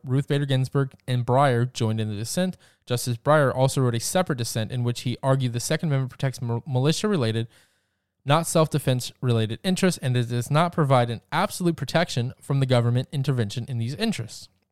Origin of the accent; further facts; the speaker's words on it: Georgia, United States; my home state, the great state of Georgia